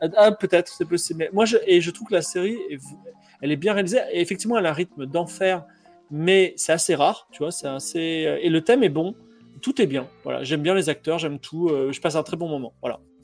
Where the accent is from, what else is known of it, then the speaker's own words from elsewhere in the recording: Toulon, Provence-Alpes-Côte d'Azur, France; je viens de Toulon